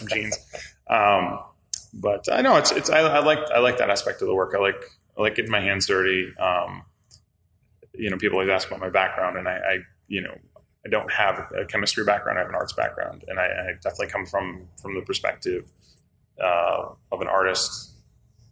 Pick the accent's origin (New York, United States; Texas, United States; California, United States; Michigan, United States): Michigan, United States; Detroit; moved away as an adult; also born or lived in Traverse City, Michigan; now in New Orleans, United States; I'm from the north, so I'm originally from the Detroit area